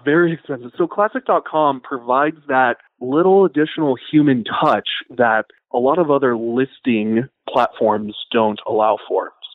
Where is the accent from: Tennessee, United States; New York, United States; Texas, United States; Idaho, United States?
Idaho, United States; growing up in Idaho